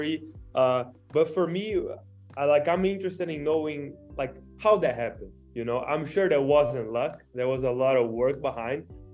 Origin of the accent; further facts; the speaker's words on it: Brazil; now in United States; I'm from Brazil